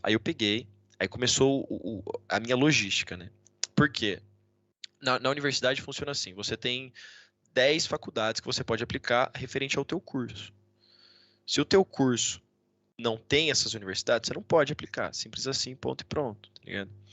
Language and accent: Portuguese; Brazil; moved away as an adult; also born or lived in United States; now in Valladolid, Spain; eu sou do Brasil